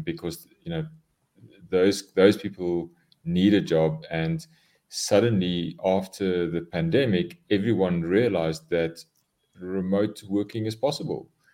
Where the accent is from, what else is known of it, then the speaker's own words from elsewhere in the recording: South Africa; I am a South African, born and bred in South Africa